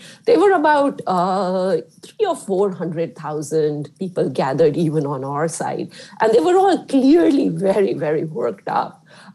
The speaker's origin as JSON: {"language": "English", "country": "India", "tie": "born or raised there", "moved": "yes", "said": "I grew up in India, right, which is not as mature as a, or an old democracy like the United States"}